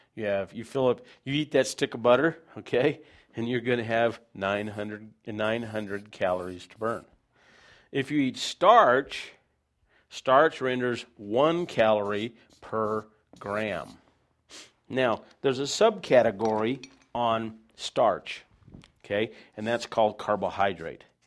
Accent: United States; I'm an American

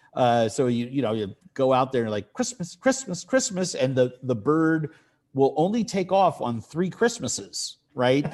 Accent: New York City, New York, United States; also born or lived in Poughkeepsie, New York; growing up in New York City in an apartment

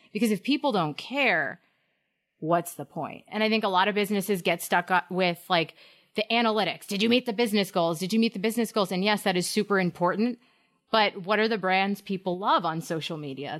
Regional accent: Hampton Falls, New Hampshire, United States; I was in Hampton Falls, my hometown

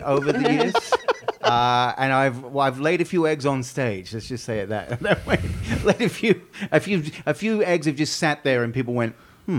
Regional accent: Australia; moved away; I'm thinking I would have to represent my home country, so I'd have to be sort of a platypus

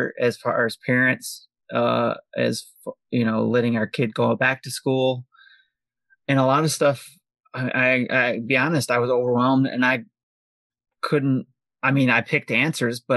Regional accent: Detroit, Michigan, United States; I come from Detroit Public Schools

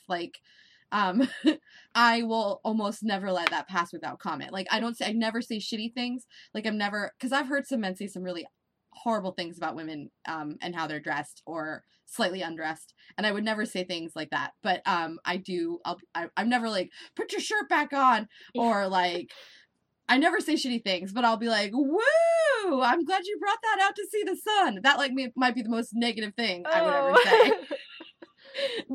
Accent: Nebraska, United States; now in Florida, United States; I grew up in Nebraska

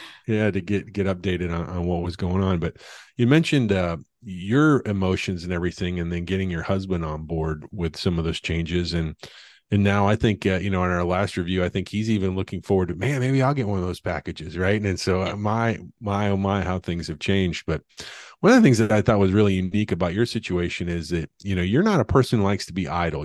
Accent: the Ozarks, United States; I'm from the Ozarks, and you know, to be honest, money was qu- quite frankly was very rare period amongst anyone in the community

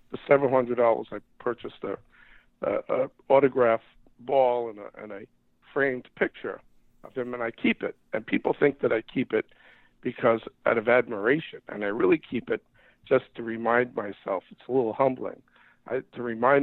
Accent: New York, United States; I grew up in New York, and we didn't have much money

